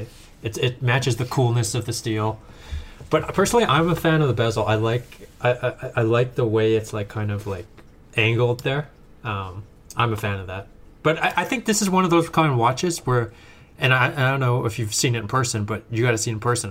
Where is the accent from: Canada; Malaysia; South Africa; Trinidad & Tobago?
Canada; Edmonton, Alberta; moved away as an adult; now in California, United States; I was born and raised in Canada uh, in a little town called Edmonton, Alberta